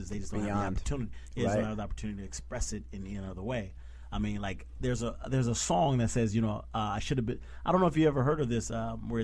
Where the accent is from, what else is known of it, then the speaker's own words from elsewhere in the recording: Midwest, United States; I'm from the Midwest